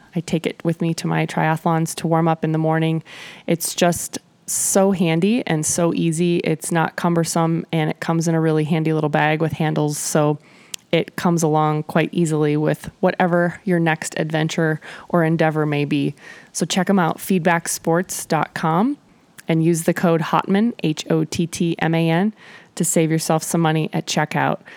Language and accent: English; Nebraska, United States; moved away as an adult; also born or lived in Kansas City, Missouri / Mission, Kansas; I moved from Nebraska, where I was from and where I'd attended law school, to Kansas City, Missouri